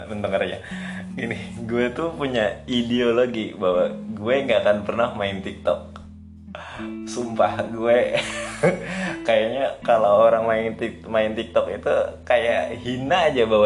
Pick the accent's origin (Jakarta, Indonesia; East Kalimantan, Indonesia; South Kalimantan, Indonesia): South Kalimantan, Indonesia; accent: Banjar; kan orang Banjar orang Banjar pakai bahasa Indonesia itu kayaknya kayaknya uh, masih hal tabu deh kalau di daerah gue padahal biasa aja kan